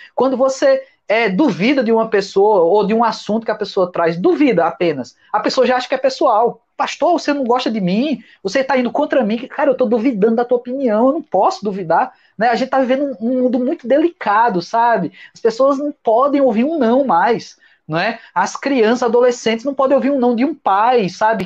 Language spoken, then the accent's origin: Portuguese; Brazil; dessa cultura que nós temos no Brasil